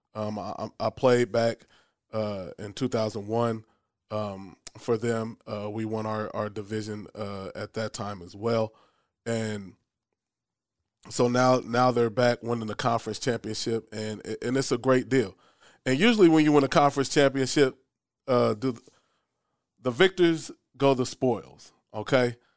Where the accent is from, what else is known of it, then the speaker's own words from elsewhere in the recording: Omaha, Nebraska, United States; also born or lived in Bowie, Maryland; I'm from Omaha, Nebraska, you know, broadcasting out of Omaha